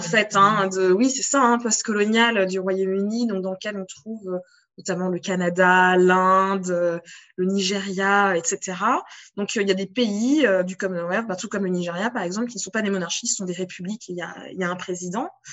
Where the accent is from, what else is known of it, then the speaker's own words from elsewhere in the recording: France; en tant que française, en bonne française